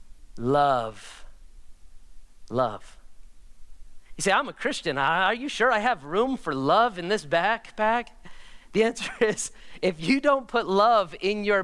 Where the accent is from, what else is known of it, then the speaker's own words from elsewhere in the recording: United States; me as an American